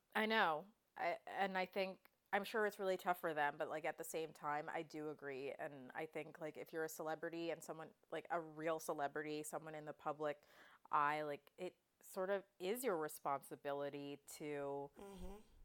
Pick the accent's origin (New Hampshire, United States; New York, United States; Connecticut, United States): New York, United States; Westchester; I grew up in Westchester, so an out, hour outside the city